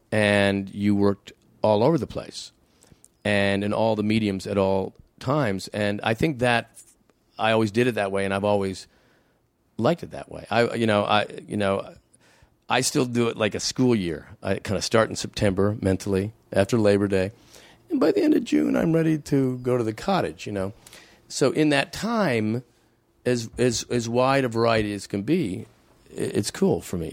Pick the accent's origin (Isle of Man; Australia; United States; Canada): Canada; I'm a Canadian